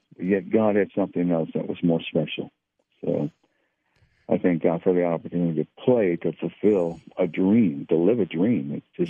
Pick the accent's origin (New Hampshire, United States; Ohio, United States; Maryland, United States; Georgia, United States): Ohio, United States; Cincinnati; moved away as an adult; I grew up in Cincinnati, and so my roots are in the Midwest